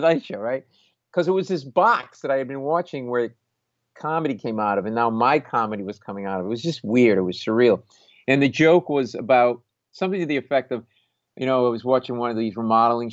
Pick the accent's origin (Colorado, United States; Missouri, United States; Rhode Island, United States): Rhode Island, United States; Providence; moved away as an adult; also born or lived in New York City; I grew up in Providence, Rhode Island, middle-class family